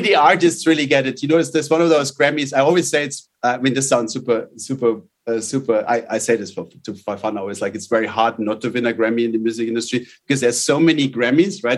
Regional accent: outside Munich, Bavaria, Germany; moved away; I grew up uh, in in a little. I was in the middle of the forest uh, outside outside Munich in Germany.

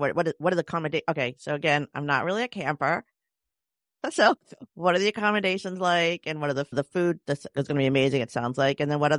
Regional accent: Chicago, Illinois, United States; we're from Chicago, though.

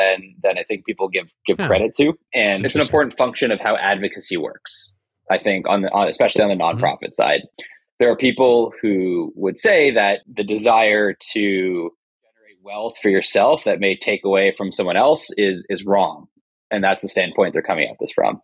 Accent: Canada; I'm Canadian as you are

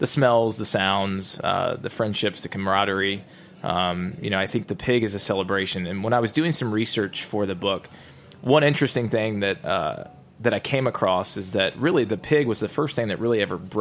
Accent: Georgia, United States; now in Nashville, United States; growing up in Georgia

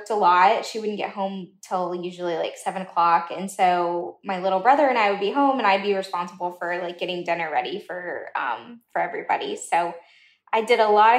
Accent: Southern United States, United States; I'm American, I'm Southern

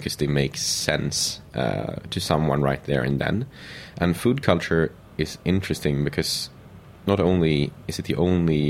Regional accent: Sweden; English is a second language; also born or lived in Paris, France; being Swedish, growing up in the Nordic region, growing up in the countryside

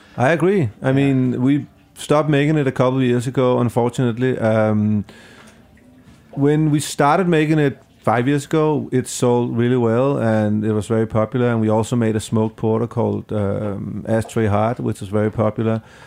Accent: Denmark; now in New York, United States; I'm from Denmark

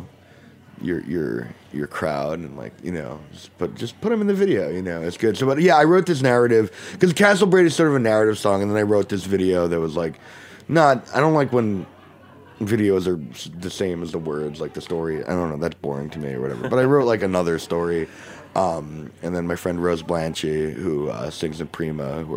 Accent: New York City, New York, United States; who I know from growing up in Brooklyn

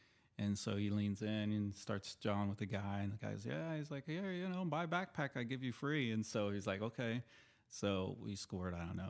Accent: California, United States; born there; also born or lived in Houston / Oklahoma; I was born in Southern California, but we moved quickly to Houston and then Oklahoma.

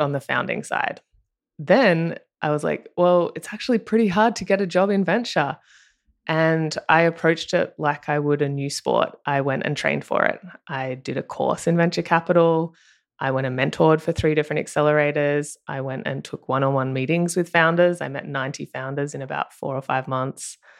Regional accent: Australia; accent: Australian; moved away as an adult; now in Marina del Rey, United States; if you can tell by my accent, I'm Australian

